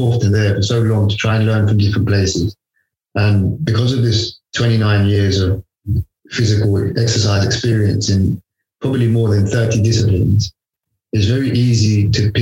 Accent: London, United Kingdom; I was born in London.

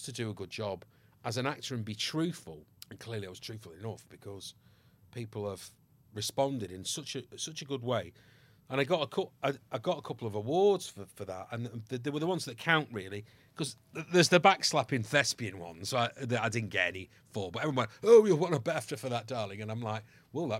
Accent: Ireland; I am Irish by birth

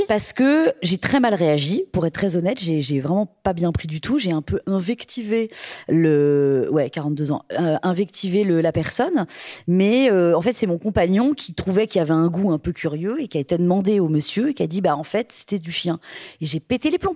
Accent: Brittany, France; je suis bretonne.

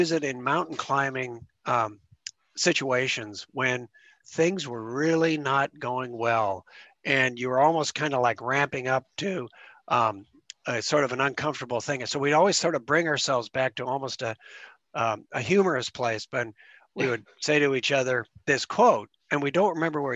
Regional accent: Spokane, Washington, United States; I was growing up in Spokane

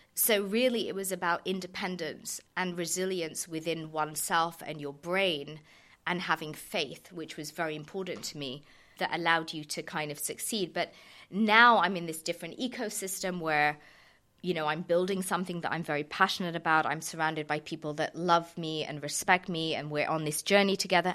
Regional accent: Surrey, South East England, United Kingdom; I was kind of born and raised in Surrey

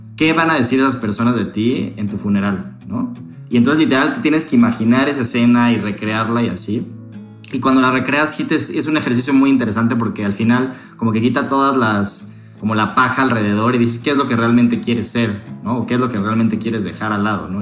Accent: Mexico; como mexicanos

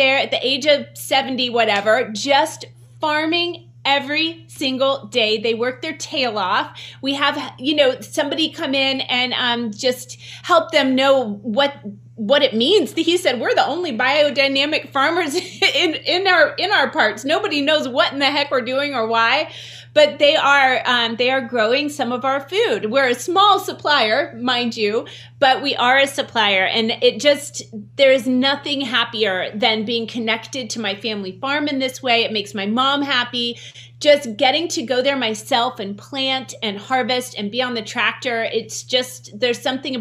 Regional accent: West Virginia, United States; growing up in West Virginia

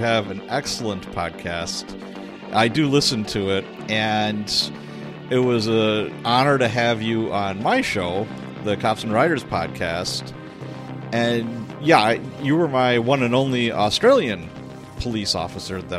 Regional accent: Chicago, Illinois, United States; moved away; also born or lived in Milwaukee; When I was a kid, I grew up in Chicago, Illinois.

